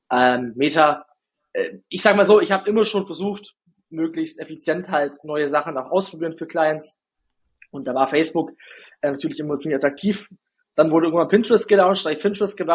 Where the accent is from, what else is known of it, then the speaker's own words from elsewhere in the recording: Günzburg, Bavaria, Germany; accent: Günzburg dialect; now in Ulm, Germany; Ich komme ja nicht aus Ulm direkt, sondern man hört es ja so ein bisschen meinem. Mhm. Ich, ich habe jetzt keinen krassen Dialekt mehr, aber ich, hab, ich bekomme es nicht raus.